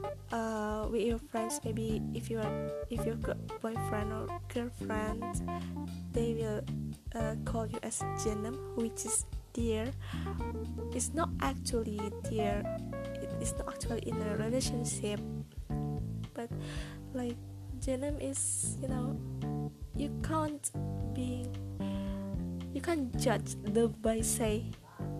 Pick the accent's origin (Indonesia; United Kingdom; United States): Indonesia; English is a second language; So I'm from Indonesia. I'm ordinary Indonesian girl, but I'm trying to be able to speak in English, Turkish, and Indonesia as well.